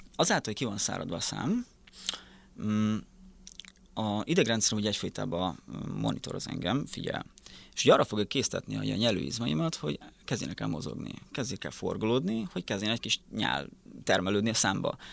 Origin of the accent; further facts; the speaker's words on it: Szabolcs-Szatmár-Bereg, Hungary; moved away as an adult; also born or lived in Miskolc; now in Budapest, Hungary; Szabolcs megyében nőttem fel egy teljesen kis egyszerű faluba